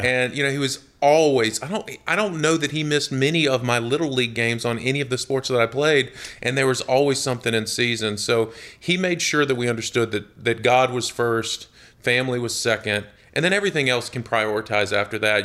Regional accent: Jonesboro, Georgia, United States; I grew up in a, in a little town just south of Atlanta, about eighteen mile, miles south of Atlanta called Jonesboro, Georgia

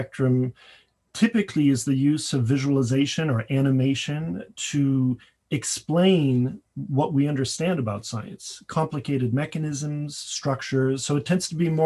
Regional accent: Paris, Île-de-France, France; moved away as an adult; When I came here from Paris, where I grew up, to go to undergraduate

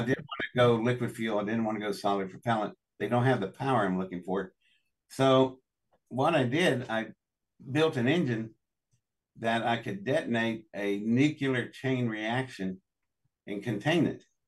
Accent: Welch, West Virginia, United States; I was born in Welch, West Virginia, in District 10 of the Pocahontas coalfields.

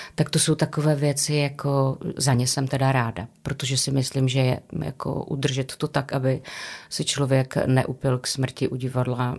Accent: Karviná, Moravian-Silesian Region, Czechia; also born or lived in Havířov; jsem rodačka z Karviné a od deseti let jsem žila v Havířově

